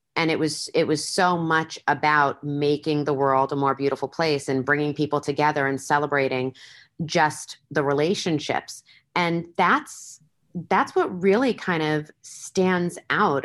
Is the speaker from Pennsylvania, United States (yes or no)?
no; Long Island, New York, United States; now in Las Vegas, United States; I was originally born and raised on Long Island in New York